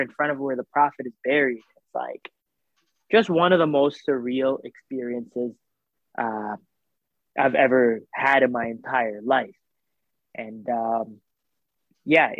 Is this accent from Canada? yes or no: yes; Canada; also born or lived in Saudi Arabia; we lived in Saudi Arabia up until I was about maybe like 7 or 8. And then we immigrated to Canada.